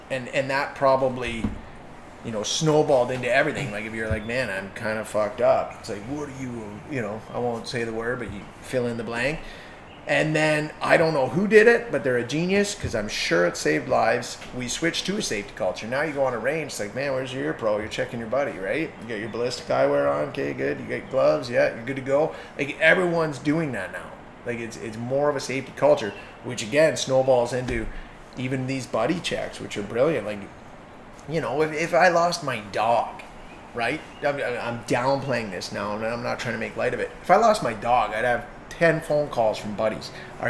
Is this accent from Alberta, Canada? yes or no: no; Hamilton, Ontario, Canada; I'll say this just to represent my hometown, and we've seen them come from Hamilton.